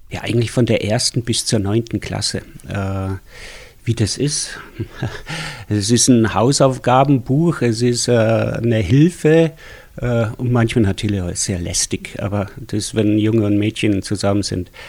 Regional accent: Schwangau, Bavaria, Germany; also born or lived in Schwelm; Ich komme eigentlich aus Schwelm, aus dem Ruhrgebiet auch. Und äh, 69 sind wir nach Schwangau gezogen und dann, äh, glaube drei Jahre 70 in die Opferau gezogen.

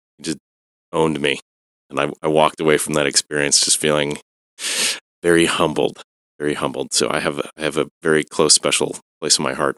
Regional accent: Evanston, Illinois, United States; born or raised there

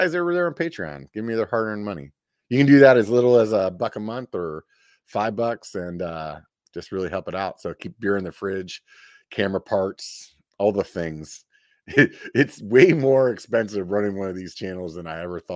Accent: York, Pennsylvania, United States; moved away; I'm actually from south central Pennsylvania, to tell you the truth. I'm from York

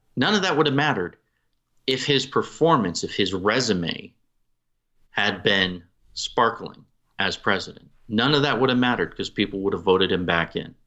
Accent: New England, United States; I'm from New England

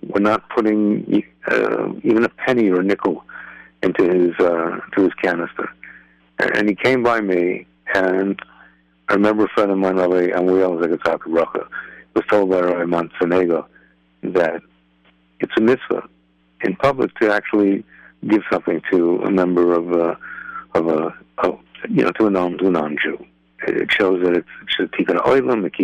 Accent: New York, United States; now in Lakewood, United States; a guy like me who's in Lakewood, even though I grew up in New York

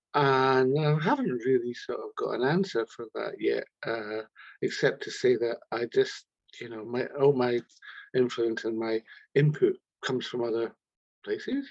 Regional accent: Scotland, United Kingdom; we're just like two wee Scottish kids talking like that, Ken, because we come from Scotland

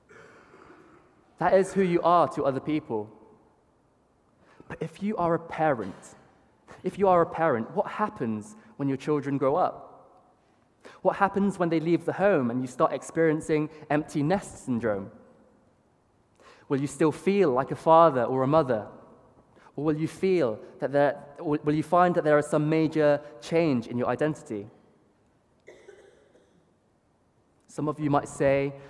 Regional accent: Bath, South West England, United Kingdom; Being a British-born Chinese

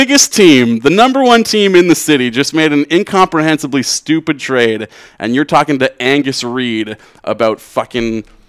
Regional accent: Buffalo, New York, United States; Mine is every segment because I'm from Buffalo.

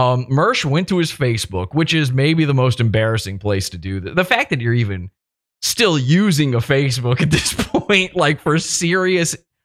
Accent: Richmond, Virginia, United States; my hometown of Richmond, Virginia

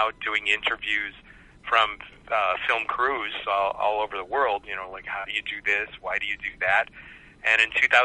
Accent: Cleveland, Ohio, United States; moved away as an adult; also born or lived in Southern California; I'm originally from Cleveland, Ohio, which I'm very proud

